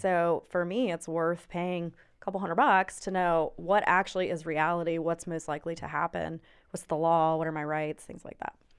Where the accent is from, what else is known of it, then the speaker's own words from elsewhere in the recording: Charlotte, North Carolina, United States; I'm from here, um, went through high school, everything here